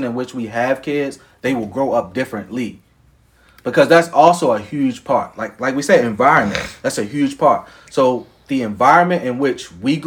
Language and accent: English; Baltimore, Maryland, United States; I grew up on East North Avenue by Collington. Then after that, we moved to like Walther, Bel Air Road, Hoffa Road area.